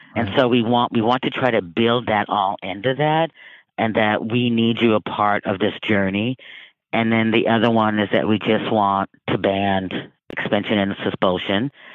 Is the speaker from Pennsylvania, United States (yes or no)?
no; Vancouver, Washington, United States; I grew up in Vancouver, Washington